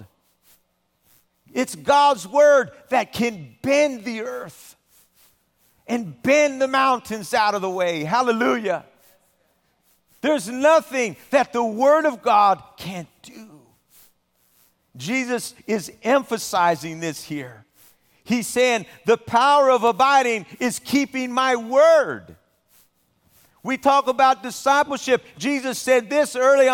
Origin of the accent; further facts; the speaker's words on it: Southern California, United States; I've spent most of my life living in Southern California